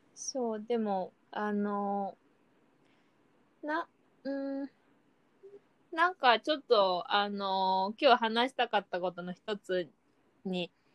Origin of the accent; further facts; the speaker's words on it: Japan; 自分は日本、うん日本人